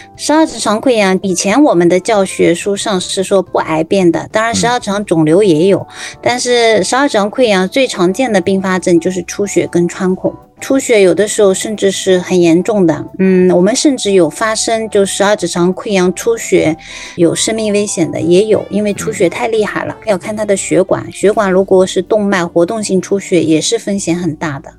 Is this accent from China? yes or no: yes; China; 我们中国人百分之五十到六十，就将近一半的人，他是是有幽门螺杆菌感染的